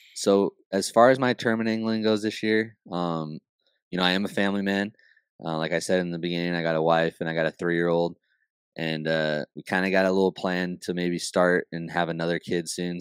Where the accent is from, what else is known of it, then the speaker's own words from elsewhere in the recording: California, United States; I'm from California